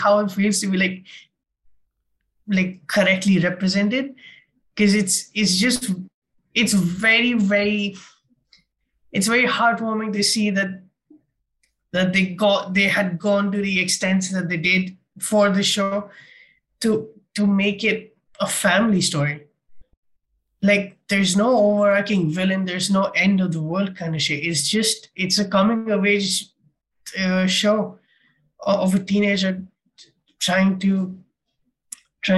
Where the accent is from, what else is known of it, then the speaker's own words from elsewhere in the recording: India; And I'm an Indian